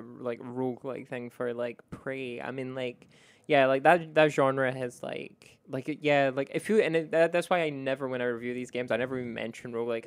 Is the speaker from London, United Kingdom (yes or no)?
no; Scotland, United Kingdom; I played Risk of Rain 1, and also I grew up in Scotland, which has the greatest Risk of Rain.